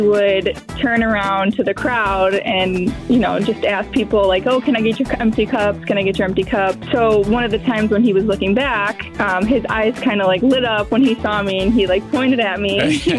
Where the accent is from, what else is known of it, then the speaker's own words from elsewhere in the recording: Roselle, Illinois, United States; I'm from Roselle.